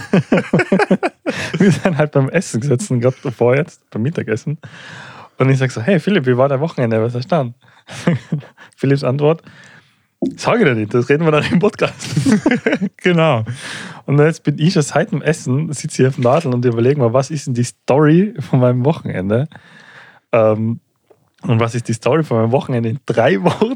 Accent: Tyrol, Austria; bei uns in Tirol

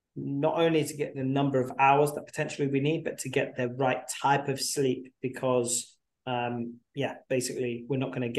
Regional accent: England, United Kingdom; now in United States; I'm in the US, but I'm English

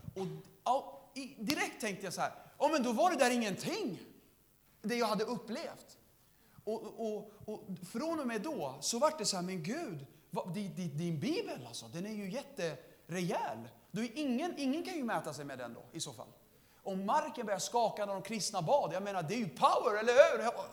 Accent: Södertälje, Stockholm County, Sweden; jag är den enda i min familj som är född i, i Sverige, alla andra, vi kommer från Syrien

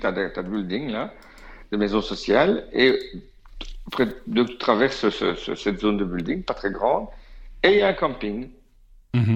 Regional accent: Belgium; je suis belge

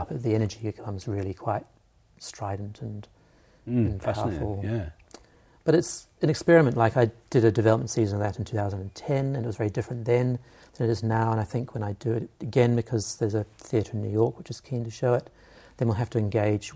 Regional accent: Havelock North, Hawke's Bay, New Zealand; I'm from Havelock North, so up our corner of Aotearoa.

